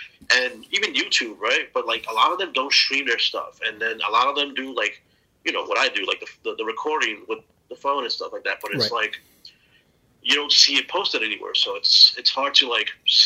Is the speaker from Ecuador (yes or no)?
yes; Manta, Manabí, Ecuador; now in United States; where I'm from, because I'm from Manta